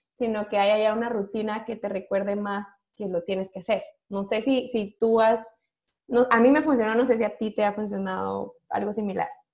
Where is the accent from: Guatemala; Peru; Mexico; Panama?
Guatemala; Yo siendo guatemalteca